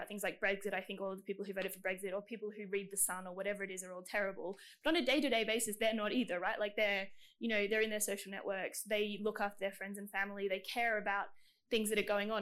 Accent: Queensland, Australia; I'm from Queensland

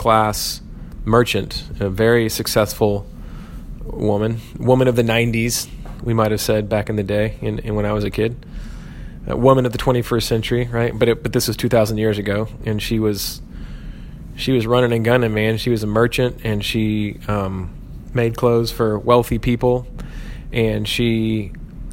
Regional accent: United States

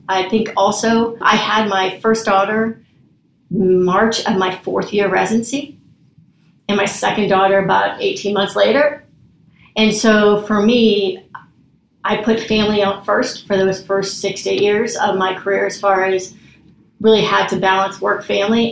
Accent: West Coast, United States; moved away as an adult; also born or lived in Cincinnati; I'm from the West Coast

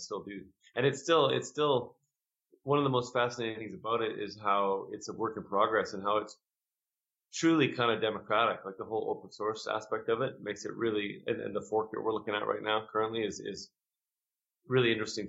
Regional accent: Canada; We're from Canada, so we play pretty regularly in Canada.

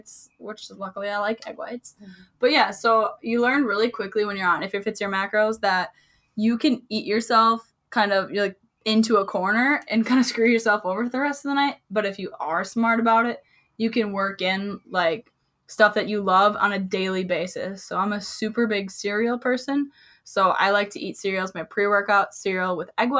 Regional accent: Wisconsin, United States; Can you tell I'm from Wisconsin?

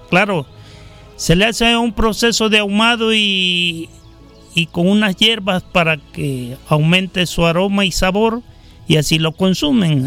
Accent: Jáltipan, Veracruz, Mexico; Soy originario de Jaltipan, Veracruz

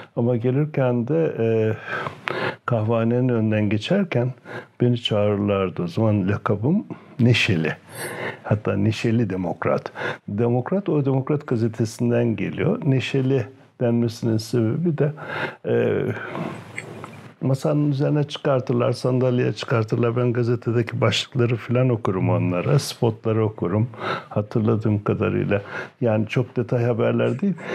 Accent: Düziçi, Osmaniye, Turkey; moved away; also born or lived in Afyon / Istanbul; Haruniye'de doğdum. Ee, şimdi Osmaniye'ye bağlı.

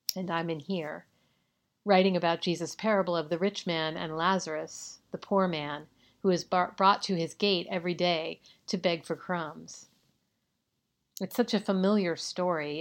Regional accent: California, United States; my home state of California

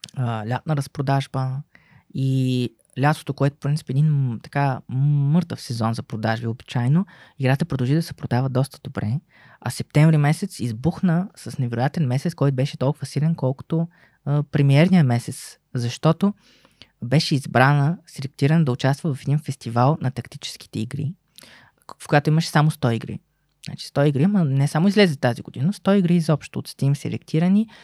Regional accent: Bulgaria

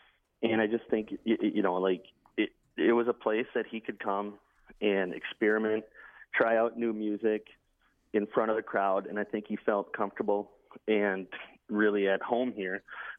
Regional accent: Minneapolis, Minnesota, United States; I grew up in Minneapolis

